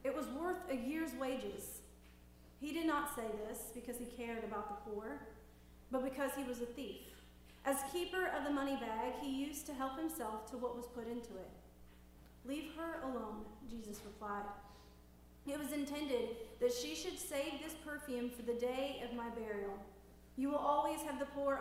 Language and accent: English; Tennessee, United States; now in Louisiana, United States; We're originally from Tennessee, my family